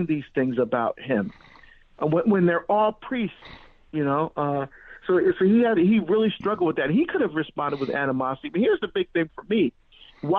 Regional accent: Hillside, New Jersey, United States; also born or lived in Barbados; I was born in Barbados in the West Indies, but I grew up in New Jersey.

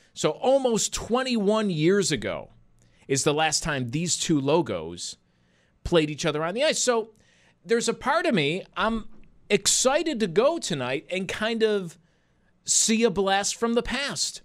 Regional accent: Buffalo, New York, United States; I grew up in Buffalo

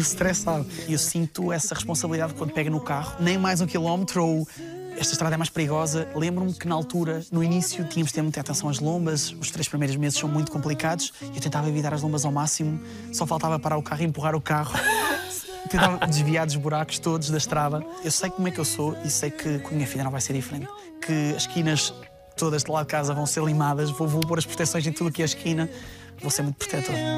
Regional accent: Salreu, Centro, Portugal; eu vim de Salreu, de uma aldeia super pequena

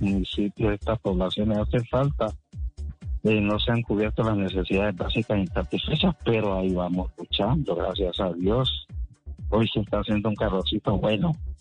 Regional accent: Colombian Pacific, Colombia; now in Condoto, Colombia; nosotros los, los afros, acá en el Andén Pacífico colombiano

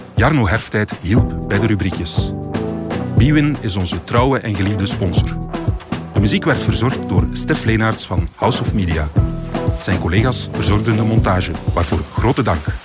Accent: Belgium; wij als Belgen

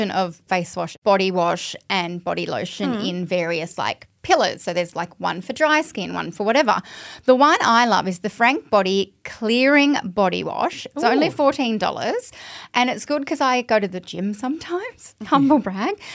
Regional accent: Sydney, New South Wales, Australia; I'm from Sydney

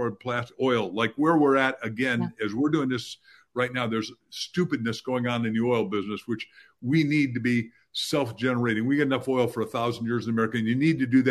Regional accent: Waukegan, Illinois, United States; I was born in Waukegan, Illinois

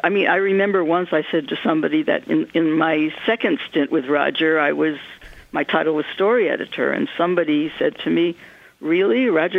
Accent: Hollywood adjacent, California, United States; growing up Hollywood adjacent.

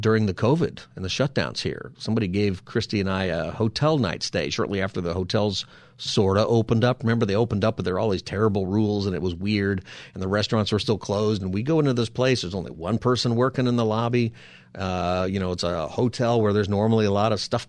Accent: Palmdale, California, United States; I grew up in Palmdale

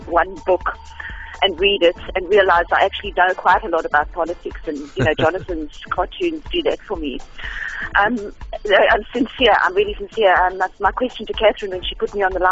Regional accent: Johannesburg, Gauteng, South Africa; moved away as an adult; now in Cape Town, South Africa; I was born in Johannesburg in '63. I went to Sandringham High School

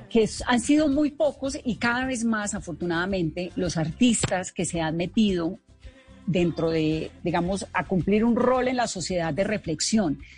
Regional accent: Colombia

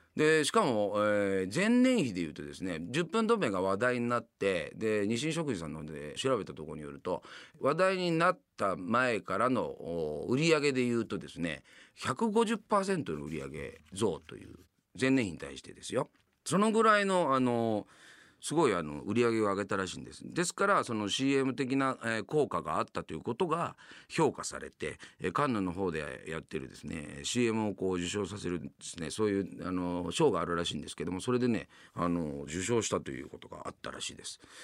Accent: Yamanashi, Japan; moved away as an adult; now in Tokyo, Japan; 山梨県の出身でございますね。

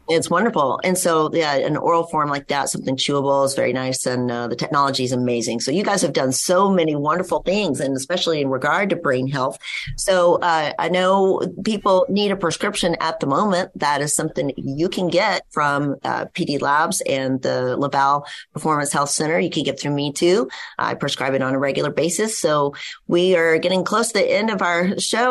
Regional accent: West Texas, United States; I grew up in West Texas

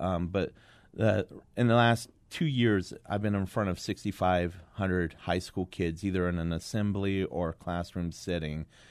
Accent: Kingman, Arizona, United States; I went back to my hometown of Kingman

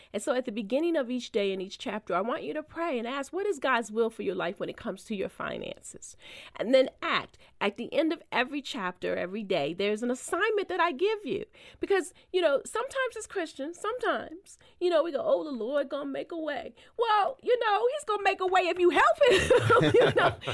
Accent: Baltimore, Maryland, United States; born or raised there; moved away as an adult

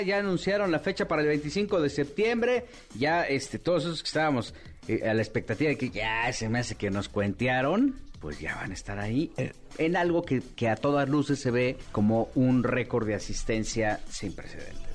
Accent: Mexico; como mexicano

